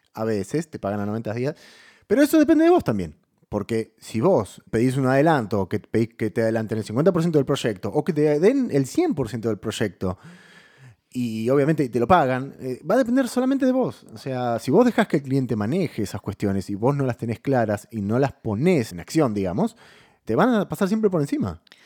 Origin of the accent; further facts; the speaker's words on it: Buenos Aires, Argentina; nosotros somos de Buenos Aires